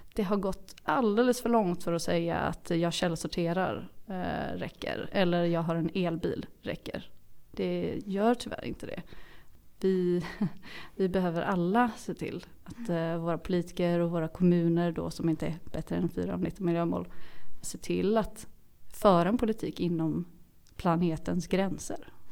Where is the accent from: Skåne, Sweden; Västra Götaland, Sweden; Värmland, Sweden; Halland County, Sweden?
Västra Götaland, Sweden; Mölnlycke; min resa från Göteborg ut till Mölnlycke där jag kommer ifrån